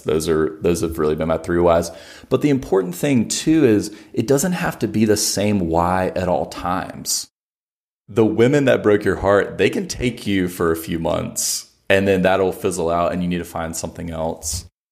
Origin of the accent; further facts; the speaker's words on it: Alabama, United States; I'm from Alabama